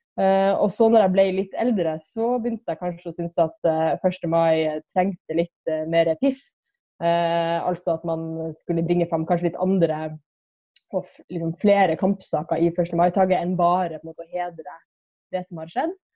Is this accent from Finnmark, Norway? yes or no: yes; Kirkenes, Finnmark, Norway; i Kirkenes, der jeg er fra